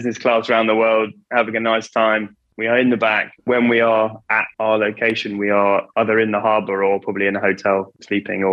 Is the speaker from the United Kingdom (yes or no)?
yes; Kingswear, South West England, United Kingdom; I've grown up in Devon. You know, I was born in Torbay Hospital and lived in Kingswear for my whole life